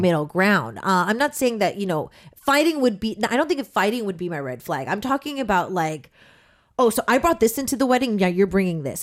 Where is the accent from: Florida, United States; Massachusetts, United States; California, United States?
California, United States; Southern; I come from Southern California